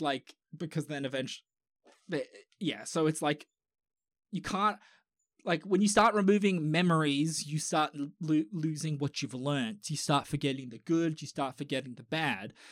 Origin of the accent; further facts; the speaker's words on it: Australia; I'm Australian.